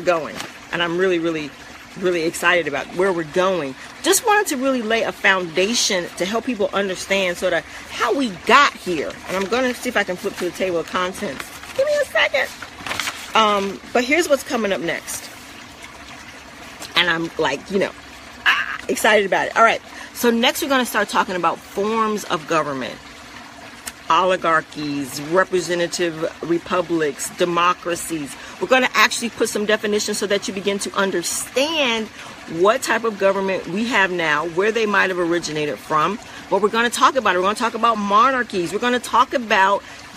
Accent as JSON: {"language": "English", "country": "United States", "also_born_or_lived": "Central Florida", "said": "we as Americans"}